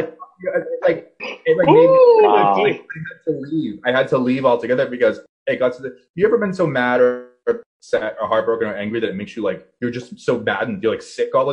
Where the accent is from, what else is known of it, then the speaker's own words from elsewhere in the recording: Boston, Massachusetts, United States; I'm from Boston